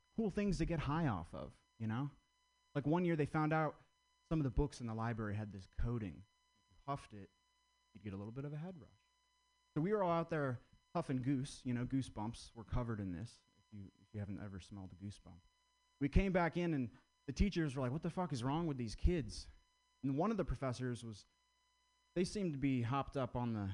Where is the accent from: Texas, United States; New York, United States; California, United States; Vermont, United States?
Vermont, United States; I grew up in Vermont